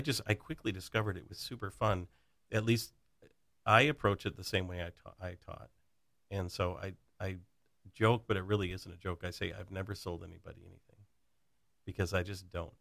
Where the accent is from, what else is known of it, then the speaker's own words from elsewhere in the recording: Plainwell, Michigan, United States; also born or lived in Lake Orion, Michigan; I grew up in a little town called Plainwell, Michigan